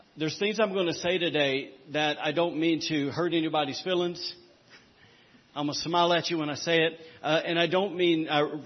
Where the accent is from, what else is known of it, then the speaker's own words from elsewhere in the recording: the South, United States; I'm from the South